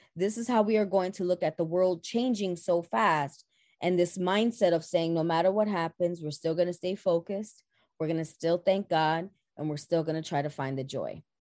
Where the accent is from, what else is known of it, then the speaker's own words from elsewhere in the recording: New York City, New York, United States; born and raised in the Boogie Down Bronx. I am a Bronxite at heart.